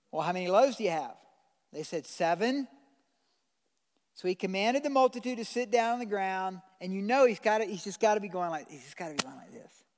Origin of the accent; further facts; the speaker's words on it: United States; I'm an American citizen